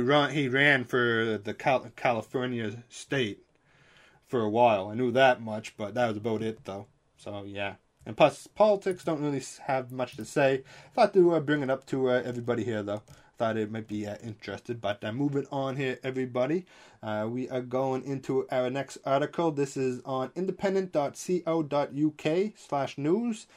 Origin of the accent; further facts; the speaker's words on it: Canada; I'm Canadian